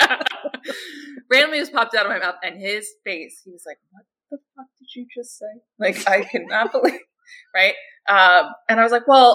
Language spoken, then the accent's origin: English; Philadelphia, Pennsylvania, United States; I'm from Philly area